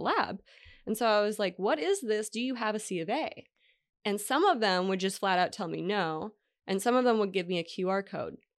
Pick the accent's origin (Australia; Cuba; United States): United States; Hawaii; moved away as an adult; also born or lived in Washington State / Las Vegas, Nevada; now in California, United States; grew up in Hawaii. I went to high school in Vegas, and then I went to college in Hawaii